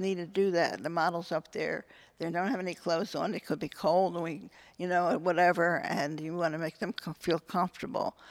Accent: Philadelphia, Pennsylvania, United States; also born or lived in Wynnewood, Pennsylvania; I was born in Philadelphia. I live in Wynmore, which is right near

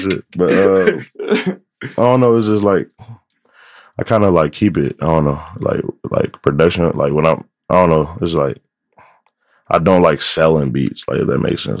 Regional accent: United States; growing up on the South Side

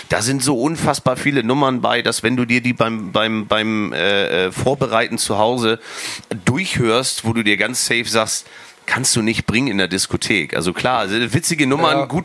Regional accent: Brunsbüttel, Schleswig-Holstein, Germany; now in Wacken, Germany; ich bin halt gebürtiger Brunsbüttler. Ähm, mittlerweile Wackener

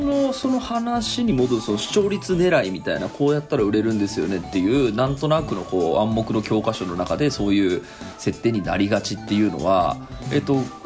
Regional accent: Tokyo, Japan; 俺の場合だと東京に育ってても

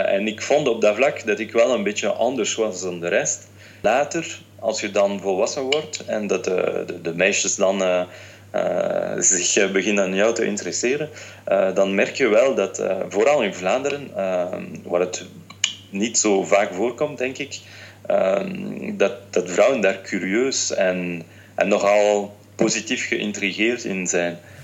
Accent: France; also born or lived in Tunisia; Ik ben Fransman, mijn moeder is een Française, mijn vader is een Tunesiër

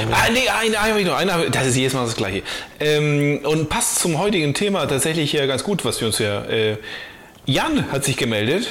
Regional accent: the area between Böel and Böklund, Schleswig-Holstein, Germany; zwischen Böhl und Böglund, so. Ich komme ja aus der Ecke

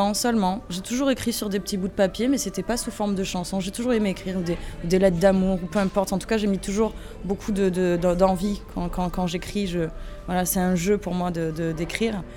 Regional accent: Avignon, Provence-Alpes-Côte d'Azur, France; je viens d'Avignon, moi. Je suis avignonnaise.

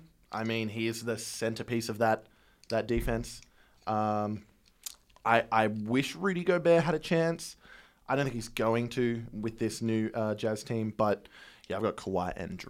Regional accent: Australia; moved away; I'm coming from Australia, not a big college sports fan. There's not a lot of exposure for me over there

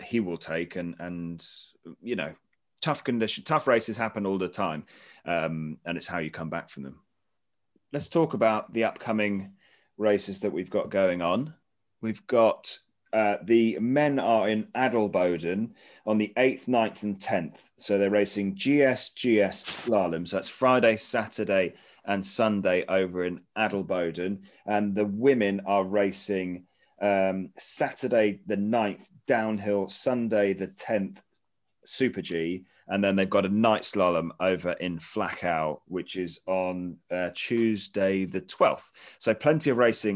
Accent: United Kingdom; from our perspective, as a Brit's perspective

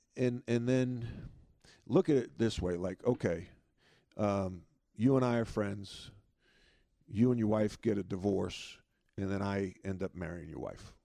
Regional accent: Long Island, New York, United States; grow up where I grew up on Long Island with great parents

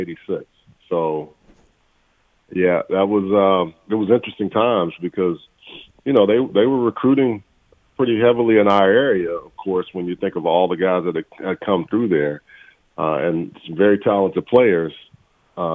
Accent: Texas, United States; moved away; I came from Texas

